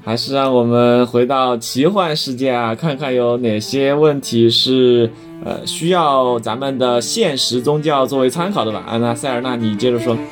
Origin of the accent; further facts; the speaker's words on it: Chengdu, Sichuan, China; 咱们成都人